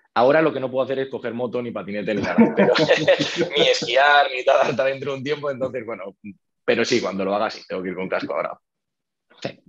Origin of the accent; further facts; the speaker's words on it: Toledo, Castilla-La Mancha, Spain; moved away as an adult; now in Madrid, Spain; yo soy de Toledo y me vine a estudiar la carrera a Madrid.